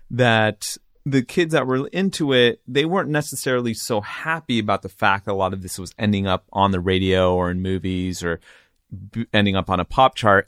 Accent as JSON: {"language": "English", "town": "Riverside", "region": "California", "country": "United States", "tie": "born or raised there", "also_born_or_lived": "San Diego", "lives_now": "Los Angeles, United States", "said": "I grew up in the suburbs of R-, Riverside and then San Diego, and I've been here in L A for twenty years now."}